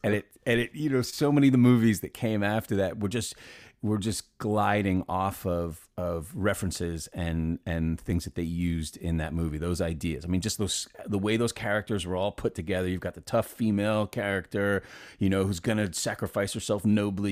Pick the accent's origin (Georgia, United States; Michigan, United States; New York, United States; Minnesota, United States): New York, United States; New York City; I grew up in Manhattan